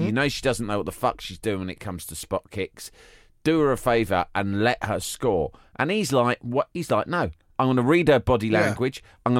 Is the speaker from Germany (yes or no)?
no; Ireland; Hey, I'm Irish too!